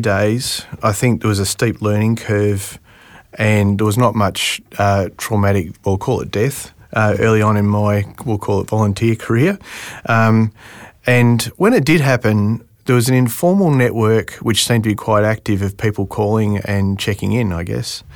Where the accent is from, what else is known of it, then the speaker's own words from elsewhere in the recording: Melbourne, Victoria, Australia; moved away as an adult; I'm from Melbourne originally.